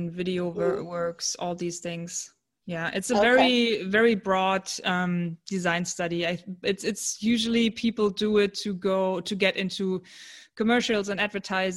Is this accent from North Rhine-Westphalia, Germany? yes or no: yes; Cologne, North Rhine-Westphalia, Germany; I'm from Germany in Cologne